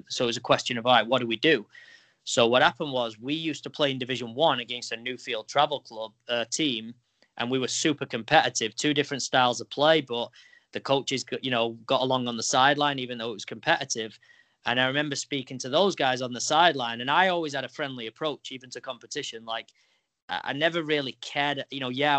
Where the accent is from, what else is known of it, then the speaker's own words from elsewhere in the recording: England, United Kingdom; now in New York, United States; I grew up in England